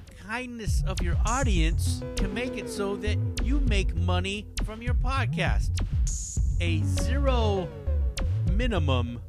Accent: Hayward, California, United States; the Boyle's Bistro Blowout in downtown Hayward. My show that I produce. You know, where we do comedy in my hometown.

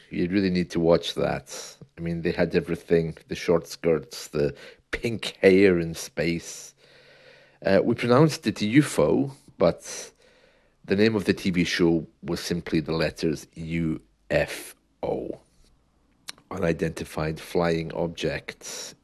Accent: United Kingdom; being the British man I am

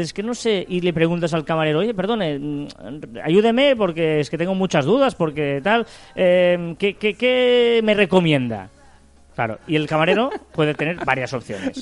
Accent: Barcelona, Catalonia, Spain; nosotros somos de Barcelona

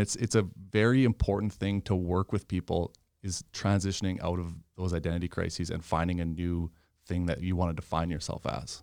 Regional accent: Regina, Saskatchewan, Canada; also born or lived in Yorkton; my parents moved to Regina when I was two, raised in Regina

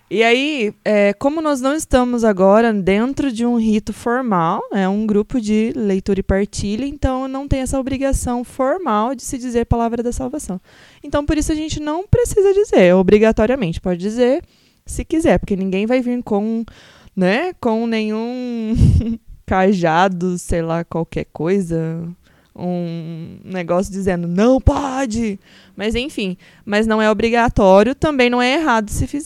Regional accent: Cornélio Procópio, Paraná, Brazil; Também sou daqui de Cornélio

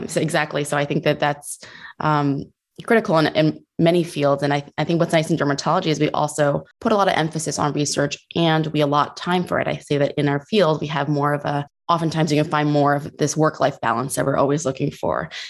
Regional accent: New Jersey, United States; I'm from New Jersey

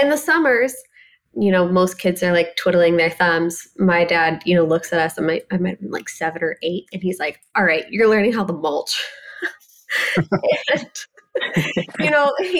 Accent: Ohio, United States; a very small girl growing up in Ohio

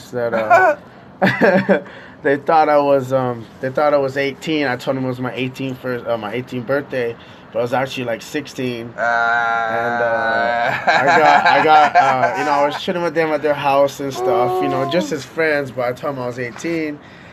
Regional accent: Kauai, Hawaii, United States; moved away as an adult; now in Oahu, United States; I'm originally from Kauai

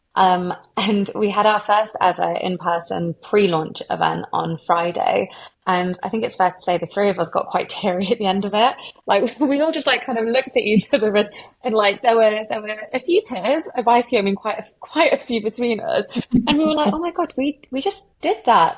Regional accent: Derby, East Midlands, United Kingdom; I'm from Derby

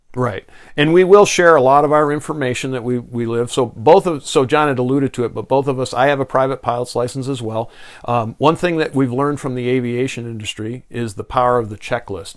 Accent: Victor, New York, United States; I grew up in Western New York, outside of Rochester, New York, in the in a southern suburb there

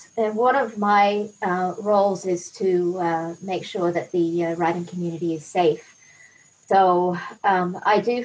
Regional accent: Queensland, Australia; moved away as an adult; now in Norway; I'm from Queensland, and we have, Queensland's a really big state in Australia

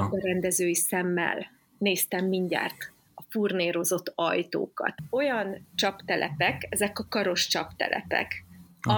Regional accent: Szeged, Csongrád-Csanád, Hungary; igaziból szegedi lány vagyok

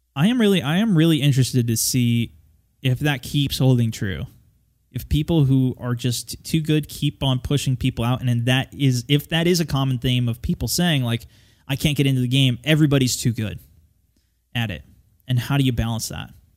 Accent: United States; I'm an American

